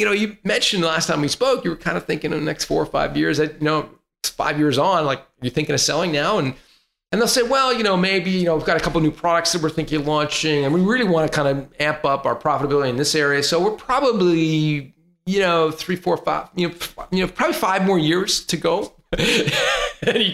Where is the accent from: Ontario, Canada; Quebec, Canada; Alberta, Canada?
Ontario, Canada; Toronto; moved away as an adult; also born or lived in Santa Cruz, California; I grew up in Toronto, where it's cold 4 months of the year